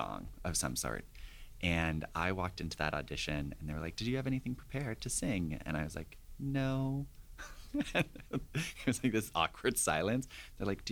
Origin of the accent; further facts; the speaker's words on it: Ontario, Canada; My experience growing up in Ontario, my parents divorced when I was 10